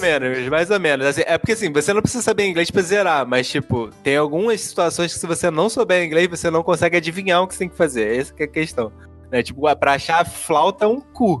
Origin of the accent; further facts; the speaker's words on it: Alcântara, Rio de Janeiro, Brazil; de Alcântara é aqui na minha terra